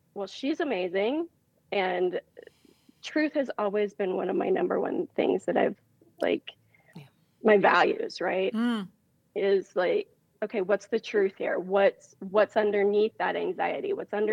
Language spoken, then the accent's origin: English; Montana, United States; moved away; I'm originally from Montana. So, you know, I grew up on a ranch